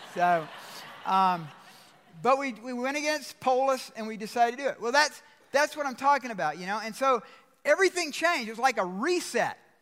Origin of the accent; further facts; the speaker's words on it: Georgia, United States; I'm from Georgia